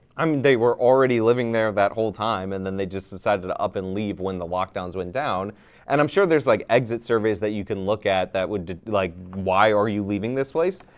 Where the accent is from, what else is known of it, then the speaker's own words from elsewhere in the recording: United States; I'm also an American